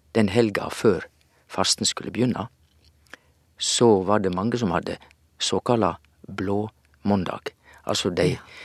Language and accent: Norwegian; Western Norway, Norway; moved away; hjemme på Vestlandet sier vi òg at eh, ja, det er udypt